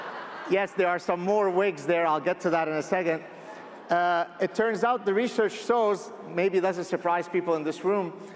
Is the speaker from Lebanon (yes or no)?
yes; Lebanon; I grew up in the Lebanese Civil War, and my parents would tell me, one of the ways that you would die in Lebanon